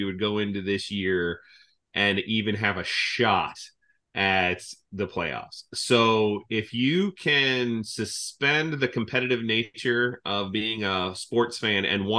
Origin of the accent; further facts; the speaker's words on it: Ohio, United States; I grew up in Ohio